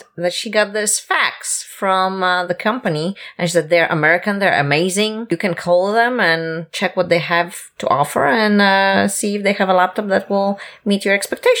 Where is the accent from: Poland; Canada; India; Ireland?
Poland; moved away as an adult; also born or lived in Cyprus; now in South Carolina, United States; I was born in Poland once.